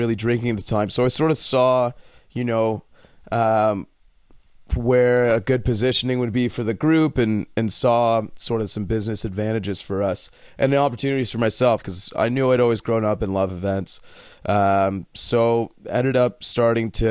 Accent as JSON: {"language": "English", "town": "New York City", "region": "New York", "country": "United States", "tie": "born or raised there", "also_born_or_lived": "Toronto (parents) / London, Ontario (Western University)", "moved": "yes", "lives_now": "Canada", "said": "Born and raised in New York City"}